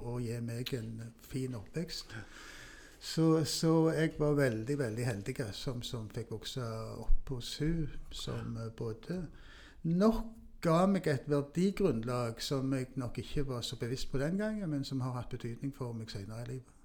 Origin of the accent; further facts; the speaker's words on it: Stavanger, Rogaland, Norway; det var der jeg vokste opp